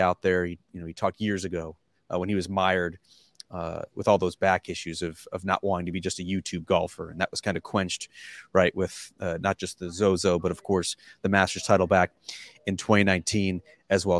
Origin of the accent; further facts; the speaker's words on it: New York, United States; I'm from, I'm from Pittsburgh, New York.